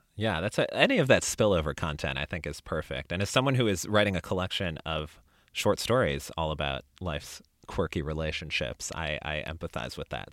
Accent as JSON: {"language": "English", "town": "Chicago", "region": "Illinois", "country": "United States", "tie": "born or raised there", "moved": "yes", "lives_now": "Austin, United States", "said": "I live in Austin, Texas now, but I grew up in the Chicago area"}